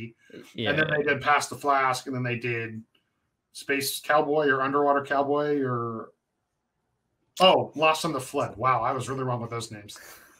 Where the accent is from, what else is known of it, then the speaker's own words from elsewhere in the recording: West Coast, United States; because I grew up in the West Coast metalcore scene